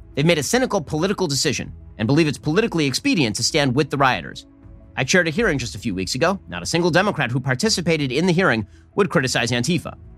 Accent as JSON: {"language": "English", "region": "California", "country": "United States", "said": "I'm from California"}